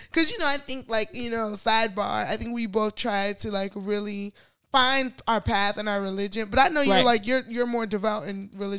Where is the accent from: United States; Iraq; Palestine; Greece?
United States; Chicago, Illinois